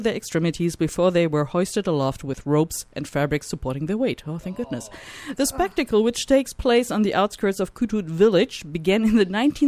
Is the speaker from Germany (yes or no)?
yes; Germany; moved away; my home country